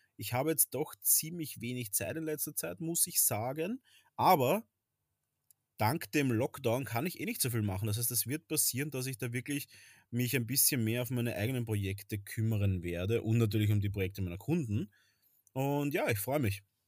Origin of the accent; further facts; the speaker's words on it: Vienna, Austria; bei uns in Wien